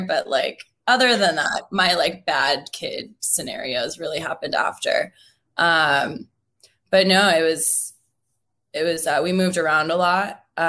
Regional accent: Seattle, Washington, United States; born or raised there

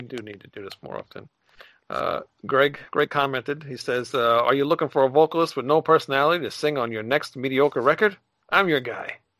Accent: New York, United States; I'm from New York

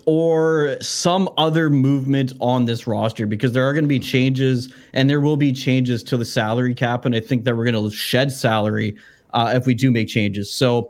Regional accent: Vancouver, British Columbia, Canada; we're from Vancouver.

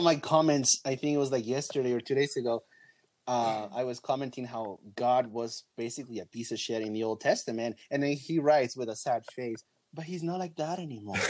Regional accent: Peru; moved away; And I'm from Peru and we were somewhat poor. We were not rich

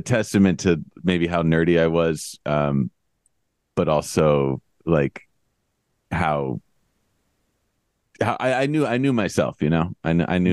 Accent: New York City, New York, United States; I grew up in New York City, so I was pretty spoiled in that respect

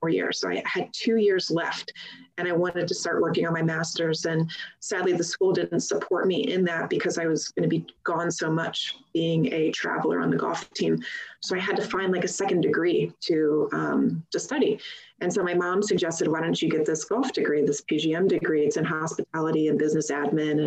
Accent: St. Louis, Missouri, United States; where I grew up in St. Louis, Missouri

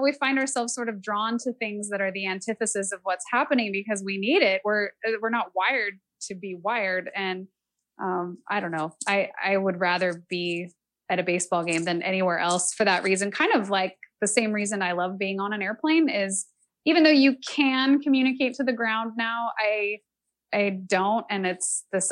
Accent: Salt Lake City, Utah, United States; also born or lived in San Francisco Bay Area, California; now in Nashville, United States; I grew up mostly in Salt Lake City because my parents uh, had worked for the airlines and the San Francisco base closed

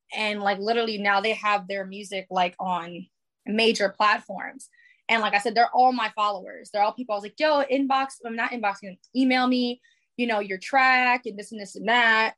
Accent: New York City, New York, United States; moved away; I was living in New York at the time because I'm from the Bronx.

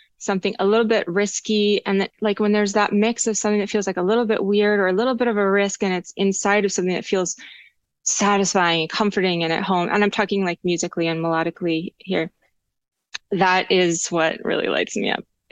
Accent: Charlottesville, Virginia, United States; now in Los Angeles, United States; Charlottesville is my hometown scene

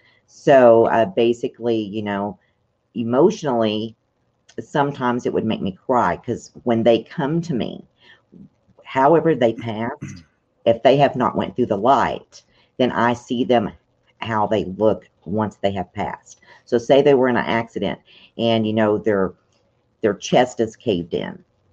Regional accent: Tennessee, United States; Well, basically, I have a lot of dark memories from Tennessee. And basically because it's in the Bible Belt, first of all. And the people that were raising me, they felt like I had a devil in me.

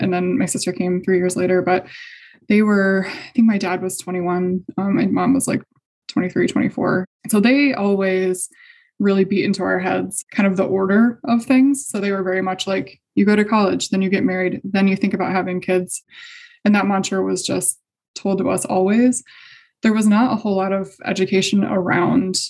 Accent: Indiana, United States; I'm from Indiana. So I grew up in a pretty conservative

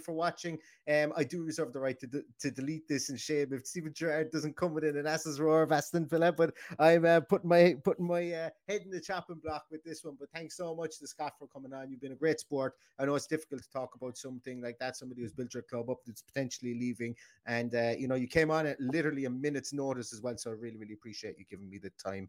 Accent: Ireland; we're Irish

